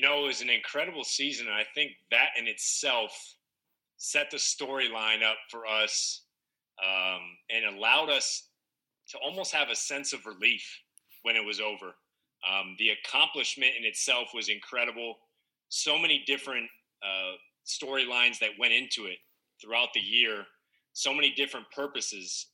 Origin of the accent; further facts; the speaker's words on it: Northern California, United States; moved away as an adult; So I grew up in Northern California